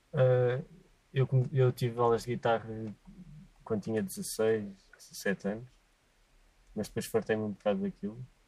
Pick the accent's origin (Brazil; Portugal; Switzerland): Portugal; eu cresci em Passo Largos.